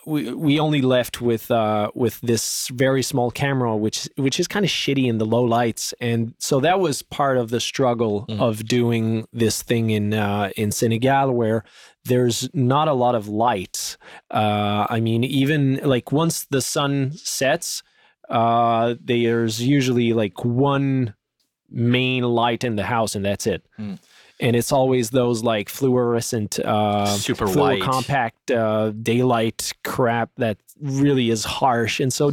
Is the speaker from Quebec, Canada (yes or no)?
yes; French part of Canada, Quebec, Canada; we speak French, because we come from the French part of Canada